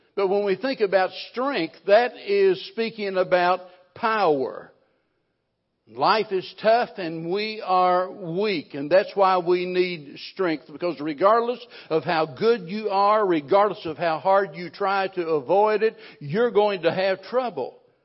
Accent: the Ozarks, Missouri, United States; I was raised in the Ozarks

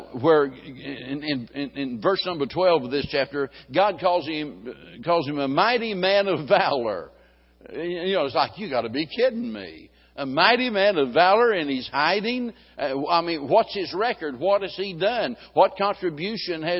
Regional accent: Springfield, Missouri, United States; being born and raised in Springfield, Missouri

